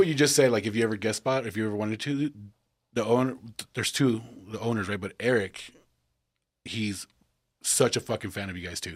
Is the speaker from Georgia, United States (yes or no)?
no; El Paso, Texas, United States; we all realize we're from Texas